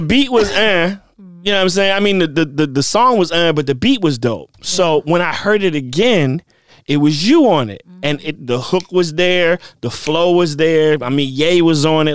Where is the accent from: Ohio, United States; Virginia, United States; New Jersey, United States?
Virginia, United States; now in Los Angeles, United States; we are from Virginia and we both live in the same vicinity